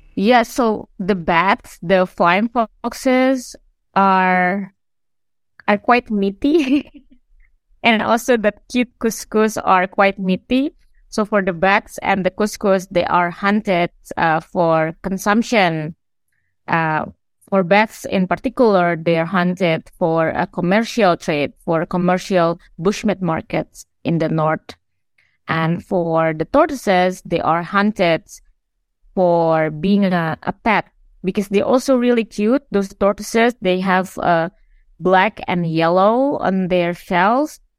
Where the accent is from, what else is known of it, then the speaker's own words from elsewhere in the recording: Sulawesi, Indonesia; I'm from Sulawesi, and this is a, a place where I grew up